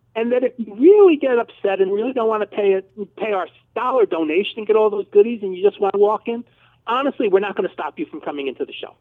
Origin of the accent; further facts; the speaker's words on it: New Jersey, United States; moved away as an adult; now in Dallas, United States; I'm from New Jersey.